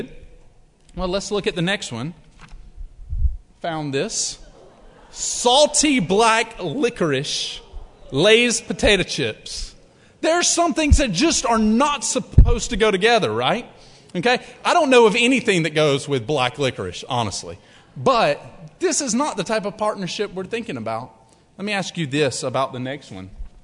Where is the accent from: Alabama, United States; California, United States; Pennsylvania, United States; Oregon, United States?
Alabama, United States; I'm from Alabama.